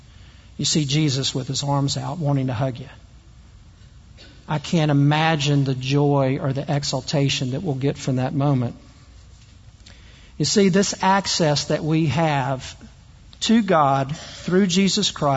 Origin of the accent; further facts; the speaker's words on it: the South, United States; I'm also from the South. You probably can't tell from the way I talk